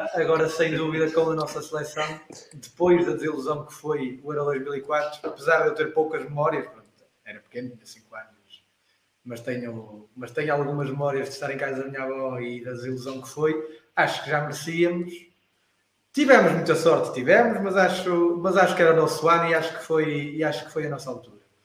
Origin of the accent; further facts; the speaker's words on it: Portugal; como português